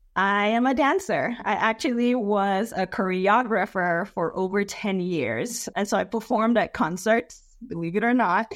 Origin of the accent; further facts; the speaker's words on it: Nigeria; now in United States; I was born and raised in Nigeria